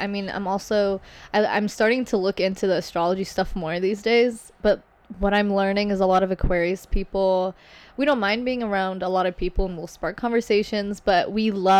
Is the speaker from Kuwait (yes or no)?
yes; Kuwait; also born or lived in Lebanon; So, I'm from Lebanon, but I grew up in Kuwait.